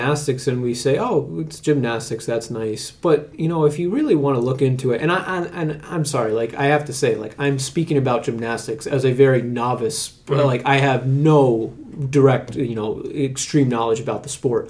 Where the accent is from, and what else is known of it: United States